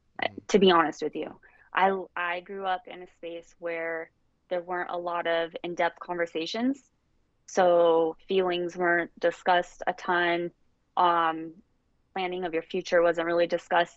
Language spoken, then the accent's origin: English; Las Vegas, Nevada, United States; I grew up in Las Vegas